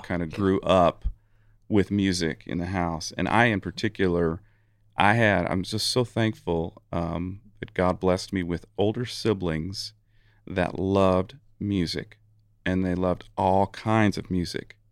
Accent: Eugene, Oregon, United States; my hometown of Eugene, Oregon.

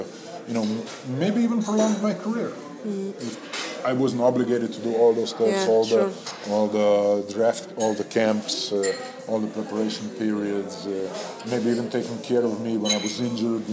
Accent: Novo Mesto, Southeast Slovenia, Slovenia; moved away as an adult; we turned back in my hometown, Novo Mesto

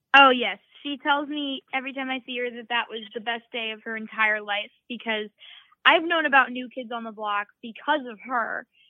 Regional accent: Massachusetts, United States; growing up in Massachusetts, I was bullied growing up

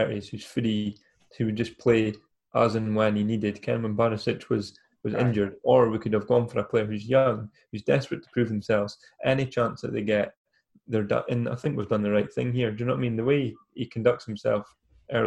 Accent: Elgin, Scotland, United Kingdom; moved away; I'm obviously from Elgin originally before I moved here.

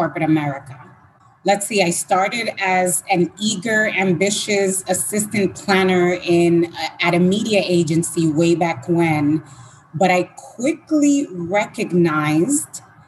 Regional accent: Dominican Republic; moved away; I was born in Dominican Republic.

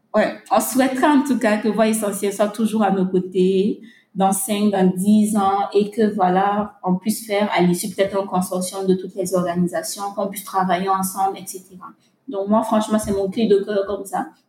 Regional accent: Burkina Faso; chez nous au Burkina Faso

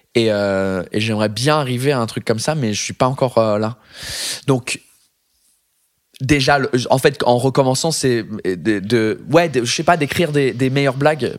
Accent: England, United Kingdom; first language English; French is a second language; now in France; je suis anglais

